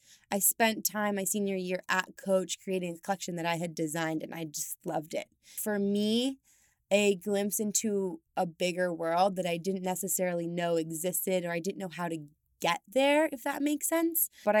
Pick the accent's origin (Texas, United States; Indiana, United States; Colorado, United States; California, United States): Colorado, United States; Steamboat Springs; I'm from Colorado. So I come from the mountains. I'm from a small town called Steamboat Springs. And I grew up basically just being an outdoorsy kind of girl.